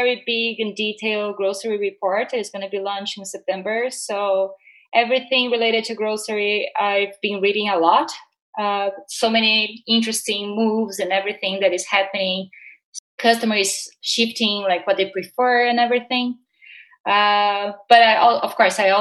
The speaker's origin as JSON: {"language": "English", "country": "Brazil", "tie": "born or raised there", "also_born_or_lived": "United States", "moved": "as an adult", "said": "I was born and raised in Brazil. I moved to the US a couple of years ago."}